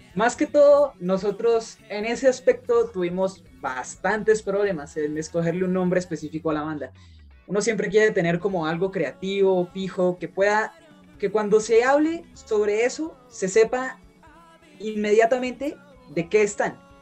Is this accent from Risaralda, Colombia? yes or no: no; Sogamoso, Boyacá, Colombia; nosotros somos de Colombia. Eh, nos encontramos en un departamento que es, eh, se llama Boyacá y nuestra ciudad o nuestro pueblo se llama Sogamoso